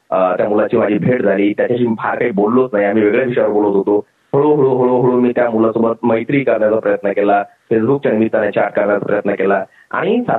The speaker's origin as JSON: {"language": "Marathi", "town": "Vaijapur", "region": "Maharashtra", "country": "India", "tie": "born or raised there", "said": "माझा जन्म इकडे औरंगाबाद जिल्ह्यामध्ये वैजापूर म्हणून जो तालुका आहे तिथला आणि तेच माझं गाव देखील आहे"}